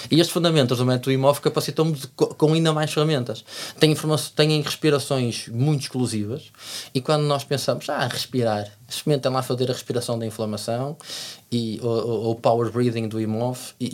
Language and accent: Portuguese; Algarve, Portugal; eu sou do Algarve.